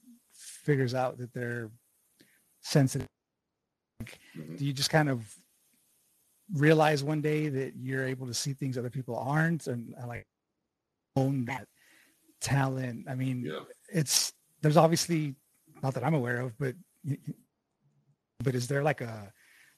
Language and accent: English; El Paso, Texas, United States; moved away as an adult; I'm Paso. That's where I was born and raised.